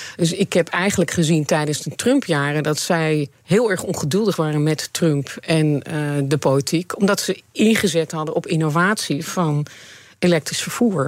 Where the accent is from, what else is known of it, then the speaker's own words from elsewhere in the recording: Netherlands; ik realiseer me niet hoe Nederlands ik ben